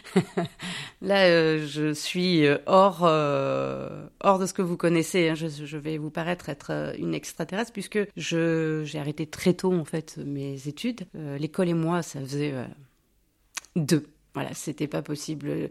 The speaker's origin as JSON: {"language": "French", "area": "Basque Country", "region": "Nouvelle-Aquitaine", "country": "France", "tie": "born or raised there", "also_born_or_lived": "Bordeaux", "moved": "yes", "lives_now": "Villamblard, France", "said": "Je suis née à Bordeaux, je suis partie de Bordeaux, j'avais 7 mois, je suis arrivée au Pays Basque, ma famille est originaire de là-bas"}